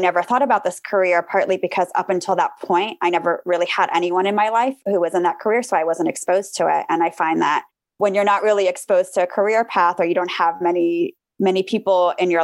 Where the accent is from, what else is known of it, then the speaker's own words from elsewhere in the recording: Armenia; now in United States; I grew up in Armenia, which is a post-Soviet country.